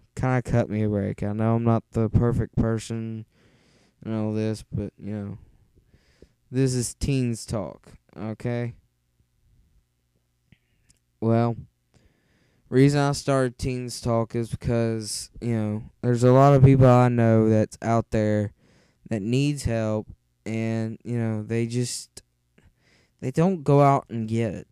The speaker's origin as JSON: {"language": "English", "region": "West Virginia", "country": "United States", "accent": "thick", "moved": "yes", "said": "originally, yes, I'm from West Virginia. And if you can't understand my accent, I know it's thick"}